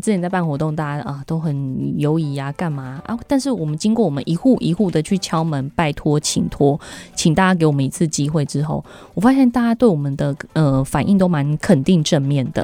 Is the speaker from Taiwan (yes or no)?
yes; Taichung, Taiwan; 我们台中人